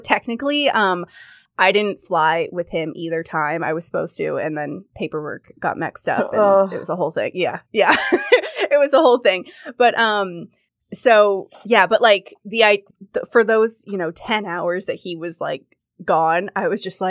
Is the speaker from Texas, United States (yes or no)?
no; California, United States; moved away; also born or lived in London; I'm originally from California